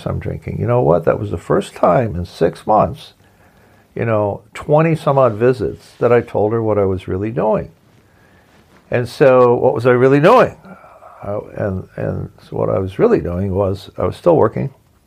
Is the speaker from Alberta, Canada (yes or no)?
no; Ontario, Canada; moved away; I'm from Ontario, and in Ontario, Canada, where my brother and my mom live